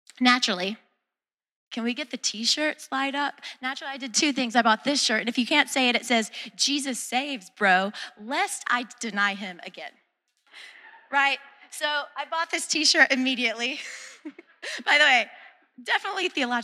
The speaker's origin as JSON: {"language": "English", "region": "the South", "country": "United States", "said": "I'm from the South"}